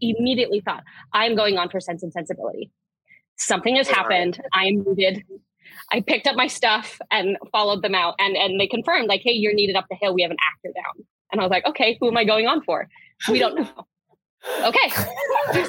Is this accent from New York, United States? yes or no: no; Utah, United States; moved away as an adult; now in Washington, D.C., United States; I'm originally from Utah